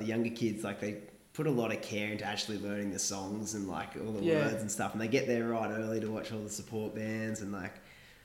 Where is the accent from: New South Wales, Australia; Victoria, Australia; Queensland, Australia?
New South Wales, Australia; Kiama; we're from Kiama, both from Kiama.